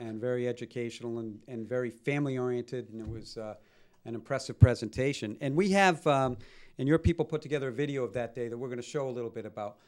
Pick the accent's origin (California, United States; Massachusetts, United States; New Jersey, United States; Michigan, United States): Massachusetts, United States; Malden; we grew up in Malden.